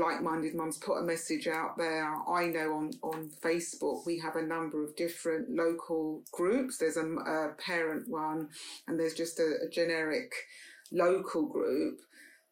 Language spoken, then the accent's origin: English; London, United Kingdom; we moved from Paddington to Notting Hill